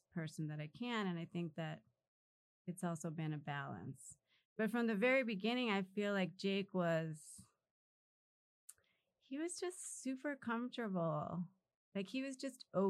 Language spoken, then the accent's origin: English; Los Angeles, California, United States; We grew up in South Central